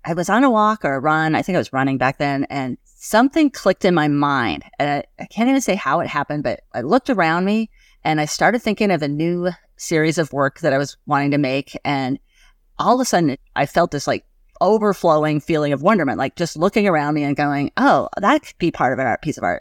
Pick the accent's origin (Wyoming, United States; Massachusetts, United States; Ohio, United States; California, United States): Wyoming, United States; Gillette; I grew up in Gillette, Wyoming